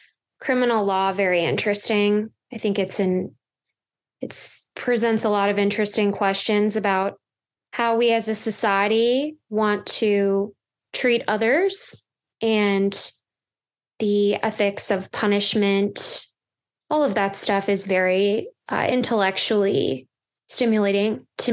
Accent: Minnesota, United States; I'm from Minnesota, so I knew I wanted to work back at home

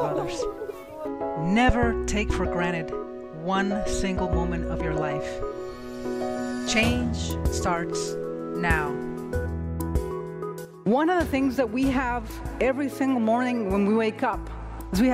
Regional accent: Mexico; moved away; I am from Mexico, and this was life in an orphanage

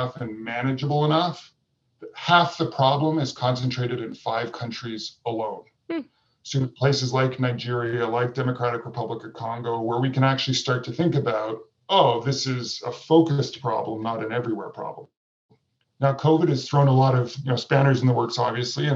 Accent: Vancouver, British Columbia, Canada; in my home community where I grew up in Vancouver, Canada

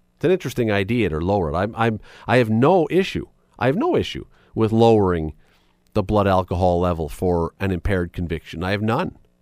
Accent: Canada; we're Canadian

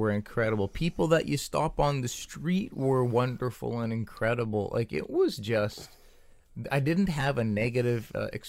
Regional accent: Canada

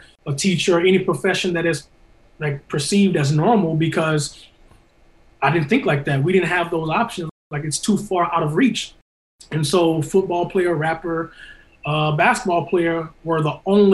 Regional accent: St. Louis, Missouri, United States; I come from St. Louis, North Side, North City, Walnut Park area

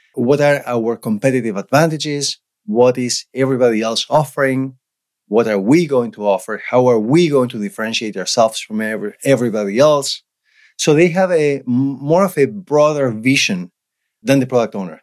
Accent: Argentina; English is a second language; moved away as an adult; now in Canada; I was born and raised in Argentina.

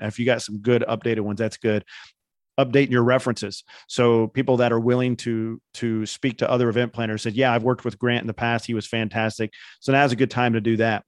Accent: Indiana, United States; I'm from Indiana

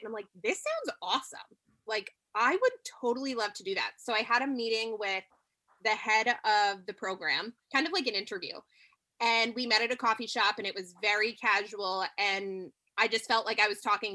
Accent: New York, United States; I'm from New York.

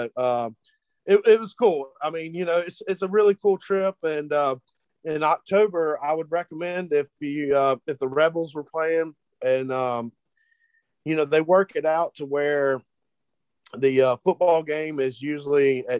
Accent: Mississippi, United States; I'm from Mississippi.

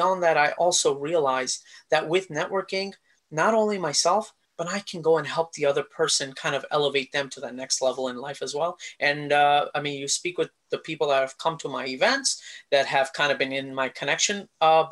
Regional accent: India; now in United States; a guy with a family who grew up in India, came to the US

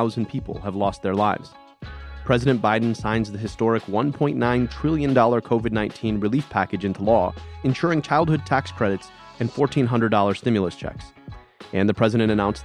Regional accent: Ann Arbor, Michigan, United States; my hometown of Ann Arbor

